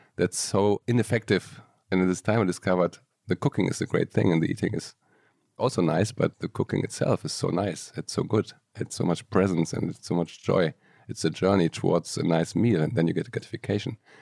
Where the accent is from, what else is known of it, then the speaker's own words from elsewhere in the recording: Aachen, North Rhine-Westphalia, Germany; moved away as an adult; now in Barcelona, Spain; I grew up in Germany, in Aachen, little town